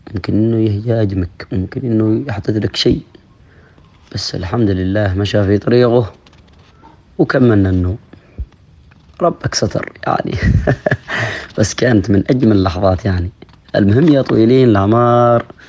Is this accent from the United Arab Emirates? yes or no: no; Dhofar, Oman; accent: Jebbali; نحن في جنوب السلطنة نتحدث لهجة أخرى وهي الجبالية